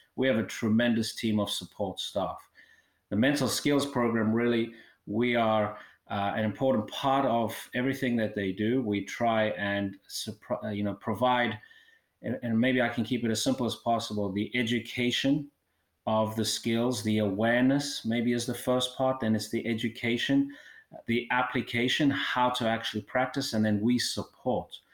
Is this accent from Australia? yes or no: no; South Africa; moved away; I originally uh, born and raised in South Africa